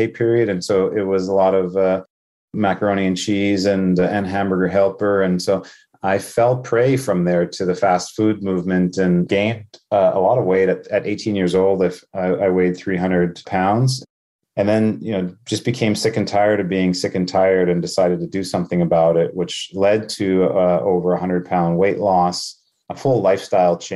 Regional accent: Winnipeg, Manitoba, Canada; also born or lived in Thunder Bay, Ontario; I was born in Thunder Bay, Ontario, but grew up in Winnipeg

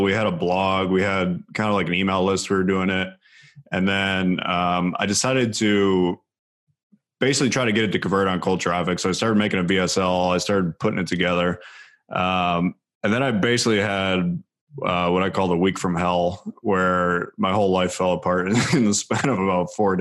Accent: near Cleveland, Ohio, United States; I was a huge Cleveland Cavs fan because I grew up right near Cleveland

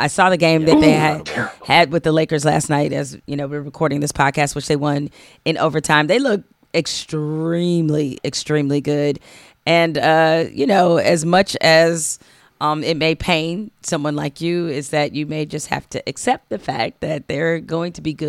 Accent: Detroit, Michigan, United States; growing up in Detroit

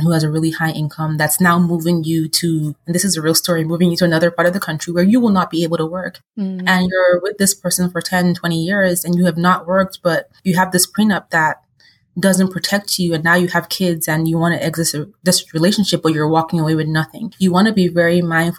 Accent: Nigeria; culturally, I'm Nigerian

